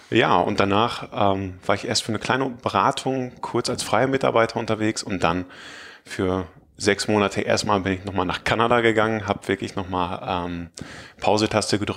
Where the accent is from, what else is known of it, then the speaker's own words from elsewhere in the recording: Münster, North Rhine-Westphalia, Germany; Ich komme aus Münster, aus der Nähe von Münster, um genau zu sein.